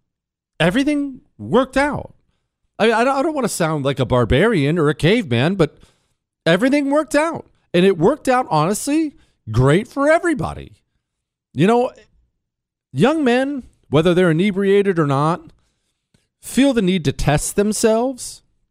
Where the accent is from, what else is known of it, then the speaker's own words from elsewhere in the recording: Omaha, Nebraska, United States; also born or lived in Minneapolis / Houston; I grew up in Omaha. Moved around a bunch, Minneapolis, multiple Texas cities, Houston, and recently returned with my family for better schools.